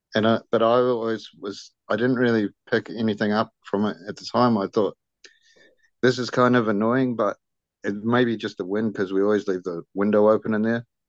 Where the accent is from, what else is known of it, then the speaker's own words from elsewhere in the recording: New Zealand; also born or lived in Brisbane, Australia; so I'm Kiwi. I'm from New Zealand. I'm back in living in New Zealand, um, in Auckland